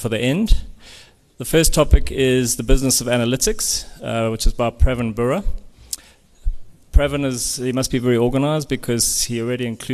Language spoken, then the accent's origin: English; Durban, KwaZulu-Natal, South Africa; I'm also from Durban